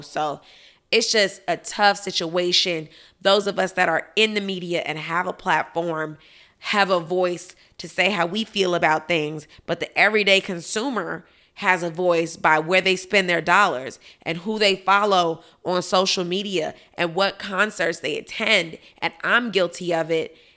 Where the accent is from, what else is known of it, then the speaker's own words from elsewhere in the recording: Chicago, Illinois, United States; now in Miami, United States; my hometown, Chicago, Illinois